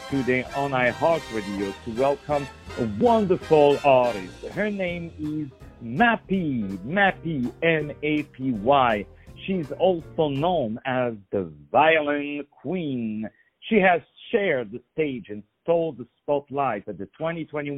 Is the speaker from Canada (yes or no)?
no; Paris, Île-de-France, France; moved away; I'm also from Paris